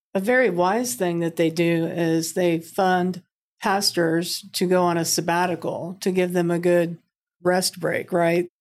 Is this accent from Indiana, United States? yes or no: yes; Milan, Indiana, United States; I'm from Milan, Indiana, went to I U